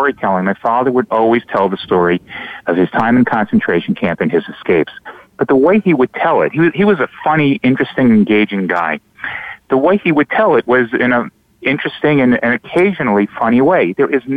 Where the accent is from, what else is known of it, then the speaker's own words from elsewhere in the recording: South Shore of Long Island, New York, United States; I grew up in the South Shore of Long Island in a town that happened to be populated by a lot of survivors.